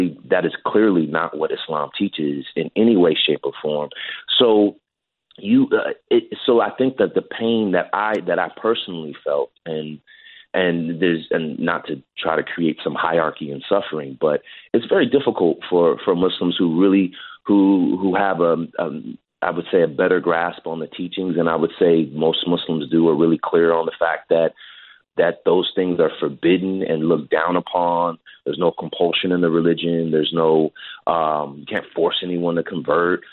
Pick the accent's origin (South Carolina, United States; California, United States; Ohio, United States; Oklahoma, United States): California, United States; Hayward; I grew up in the Bay Area.